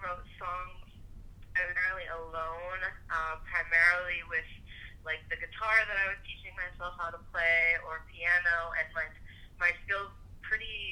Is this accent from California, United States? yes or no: no; Detroit, Michigan, United States; now in Boston, United States; I'm originally from Detroit